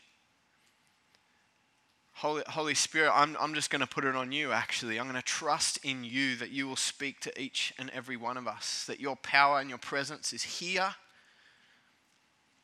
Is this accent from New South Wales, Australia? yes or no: yes; Cronulla, New South Wales, Australia; As a kid growing up in Cronulla, surfing was a rite of passage